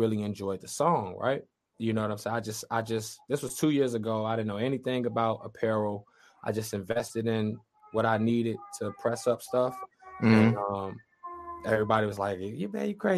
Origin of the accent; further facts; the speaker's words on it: Chicago, Illinois, United States; we're from Chicago